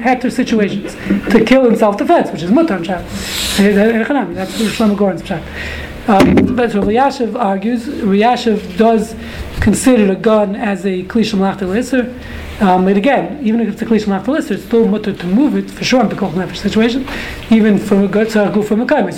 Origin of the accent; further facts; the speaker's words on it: New York City, New York, United States; I grew up in Brooklyn